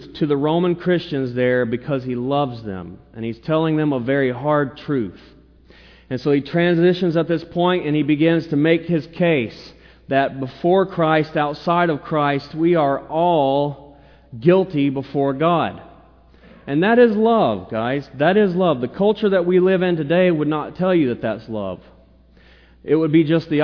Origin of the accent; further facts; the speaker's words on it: the South, United States; I'm a Southerner